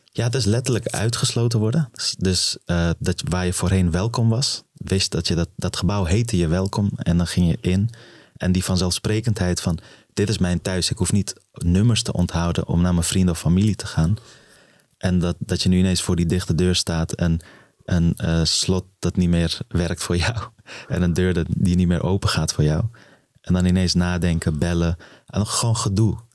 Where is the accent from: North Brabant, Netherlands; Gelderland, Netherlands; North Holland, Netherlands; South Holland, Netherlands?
North Holland, Netherlands; Amsterdam; also born or lived in Afghanistan; waar ik ben opgegroeid in het plan van Gol